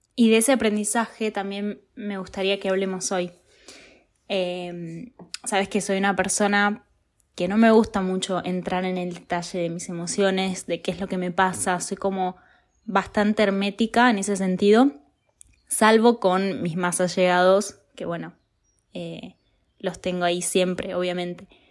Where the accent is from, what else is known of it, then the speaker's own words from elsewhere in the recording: Buenos Aires, Argentina; moved away as an adult; now in Italy; vivo en Italia, soy argentina